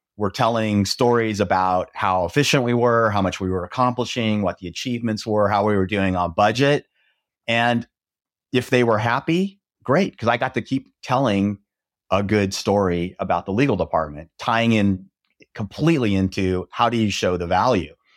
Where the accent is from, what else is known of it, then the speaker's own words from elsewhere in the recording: Nebraska, United States; also born or lived in Texas; now in Dallas, United States; I grew up in Nebraska